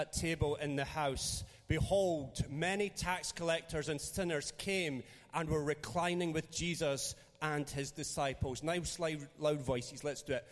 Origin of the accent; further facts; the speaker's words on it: Dunfermline, Scotland, United Kingdom; I'm from Dunfermline